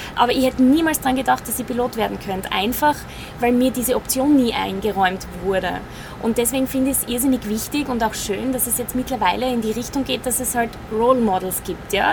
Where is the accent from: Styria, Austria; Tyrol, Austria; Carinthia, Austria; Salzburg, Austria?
Styria, Austria; Fürstenfeld; Ich bin 30 Jahre geboren in Fürstenfeld in der Steiermark